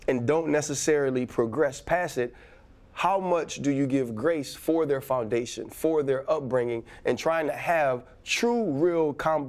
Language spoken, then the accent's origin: English; Tarrytown, Louisiana, United States; I'm from Tarrytown. I went mm-hmm. to regular Baptist church in Gretna, right? That's my foundation. My foundation is Christ.